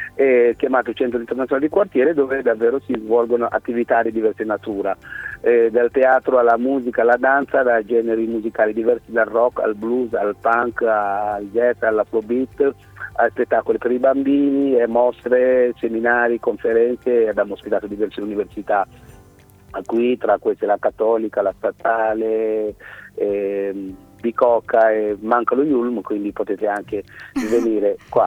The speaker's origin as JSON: {"language": "Italian", "country": "Senegal", "tie": "born or raised there", "also_born_or_lived": "Milan, Italy", "moved": "yes", "lives_now": "Italy", "said": "sono nato in Senegal, sono in Italia del 1990"}